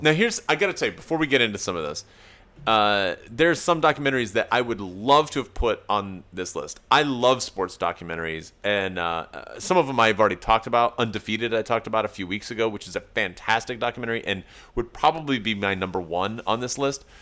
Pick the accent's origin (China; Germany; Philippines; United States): United States; East Tennessee; moved away; Okay, so I'm from East Tennessee originally